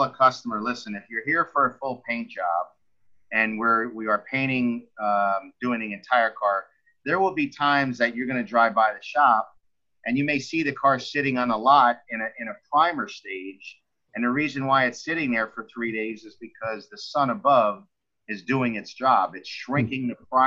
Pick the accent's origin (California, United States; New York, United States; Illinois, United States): New York, United States; Mahopac; also born or lived in Bronx, New York; now in Florida, United States; I was actually born in the Bronx, and then when I was born, my father did not want to raise us in the Bronx. So he moved us to a town upstate called Mayapack